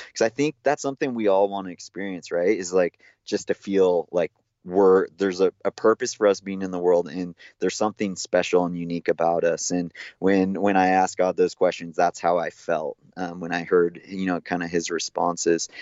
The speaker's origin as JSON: {"language": "English", "town": "Big Bear Lake", "region": "California", "country": "United States", "tie": "born or raised there", "said": "I grew up in Big Bear Lake in Southern California"}